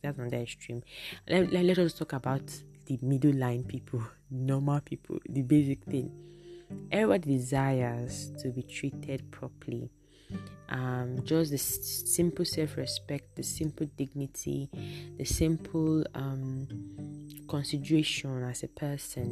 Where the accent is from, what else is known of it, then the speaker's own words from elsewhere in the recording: Nigeria; I'm speaking as a Nigerian